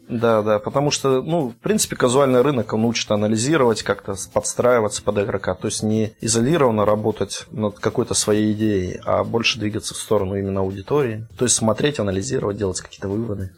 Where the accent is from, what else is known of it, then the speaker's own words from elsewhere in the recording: Vladimir Oblast, Russia; moved away as an adult; now in Kaliningrad, Russia; я из Подмосковья, из Владимирской области, но с две тысячи четвёртого года я уже живу в Калининграде